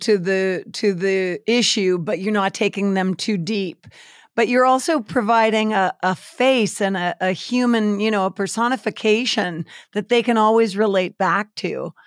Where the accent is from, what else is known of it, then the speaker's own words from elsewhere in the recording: Canada; as a Canadian